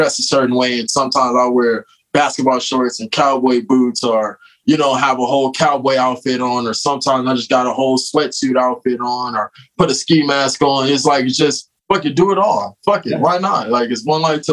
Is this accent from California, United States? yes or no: yes; Los Angeles, California, United States; I'm, like, from L.A. I'm from Venice. I'm, like, a West Side kid